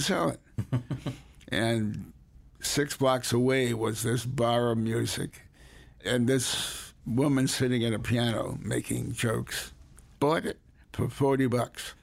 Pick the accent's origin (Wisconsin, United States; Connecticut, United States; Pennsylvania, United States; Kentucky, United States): Connecticut, United States; Hartford; also born or lived in New Haven, Connecticut; I was born in New Haven, Connecticut, raised largely in Hartford